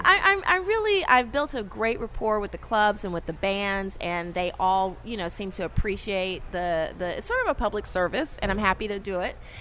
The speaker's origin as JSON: {"language": "English", "town": "Los Angeles", "region": "California", "country": "United States", "moved": "as an adult", "lives_now": "New Orleans, United States", "said": "I'm originally from Los Angeles, and I moved here about five months prior to the storm"}